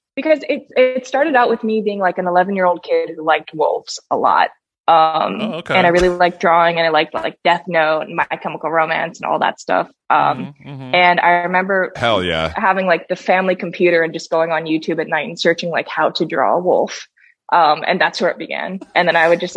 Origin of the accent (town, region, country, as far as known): Hawaii, United States; born or raised there; moved away as an adult; also born or lived in Tokyo, Japan; now in Los Angeles, United States